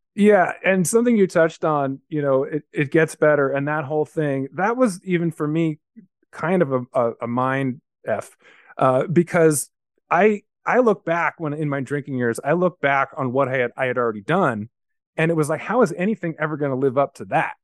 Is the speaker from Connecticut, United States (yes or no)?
no; Los Angeles, California, United States; I grew up in a place called Carthay Circle